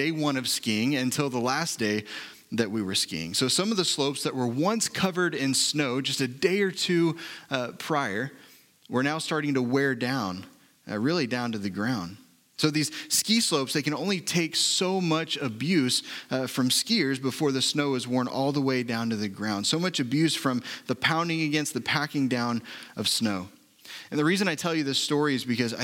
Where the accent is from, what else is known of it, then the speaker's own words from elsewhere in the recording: Oklahoma City, Oklahoma, United States; I was born and raised in Oklahoma City